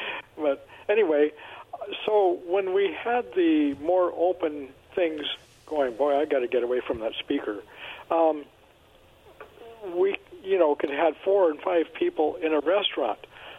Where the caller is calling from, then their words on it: Kennewick, Washington, United States; It's … from Kennewick.